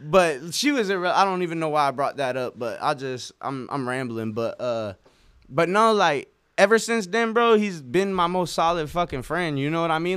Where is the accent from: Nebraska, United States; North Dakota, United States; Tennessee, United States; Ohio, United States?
Nebraska, United States; Norfolk; my hometown, uh, Norfolk